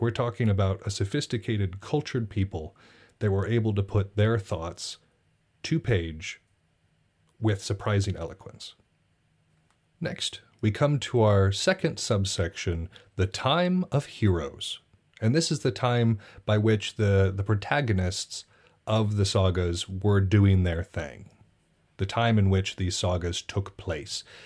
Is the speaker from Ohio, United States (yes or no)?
no; Montana, United States; I'm from Montana